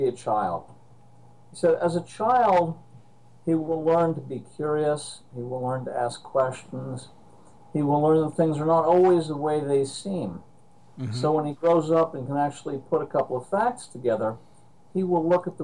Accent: Princeton, New Jersey, United States; I was born and raised in Princeton, New Jersey

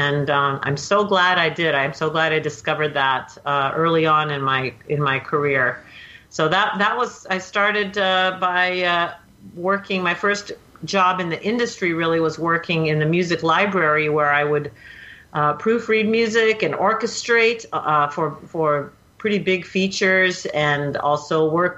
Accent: Portland, Oregon, United States; moved away as an adult; now in Los Angeles, United States; So a big part of my life is also being involved in the Latvian culture. I grew up in Portland, Oregon, went to Cleveland High School. I never really thought about being a film composer until I moved down to Los Angeles straight out of high school.

